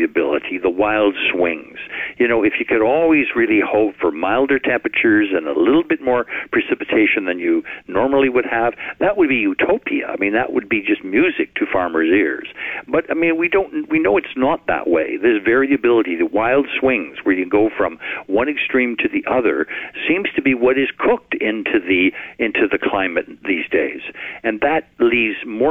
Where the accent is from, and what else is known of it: Canada